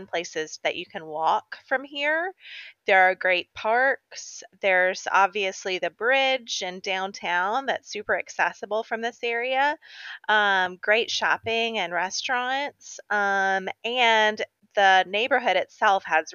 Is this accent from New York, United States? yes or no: no; Chattanooga, Tennessee, United States; moved away as an adult; also born or lived in Huntsville, Alabama; I moved back here from Huntsville, but was born and raised in Chattanooga